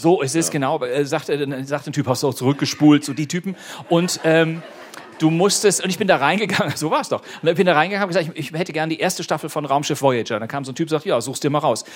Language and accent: German; Bonn, North Rhine-Westphalia, Germany; meiner Heimatstadt Bonn